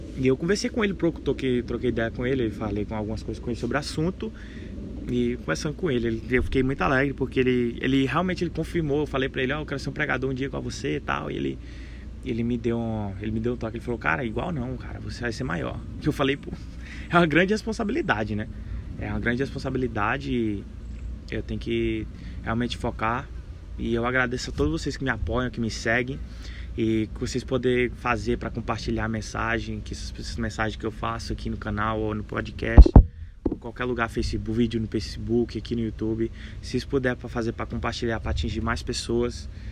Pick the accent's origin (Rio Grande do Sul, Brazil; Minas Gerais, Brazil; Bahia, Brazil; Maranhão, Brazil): Maranhão, Brazil; also born or lived in Denver, United States; now in United States; eu cresci no, no estado do Maranhão, nasci aqui nos Estados Unidos, em Denver, quatro anos eu fui pro, fui pro Maranhão e lá eu cresci